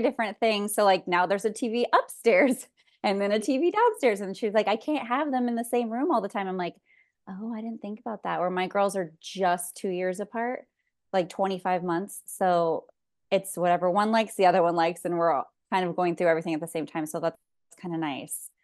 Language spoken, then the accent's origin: English; California, United States; born and raised in California, mom of two.